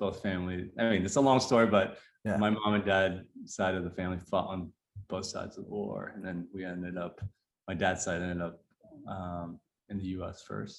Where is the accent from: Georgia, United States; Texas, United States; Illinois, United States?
Texas, United States; Houston; also born or lived in Vietnam; I moved here to Houston with my mom. My dad was already here in 1991, so when I was five.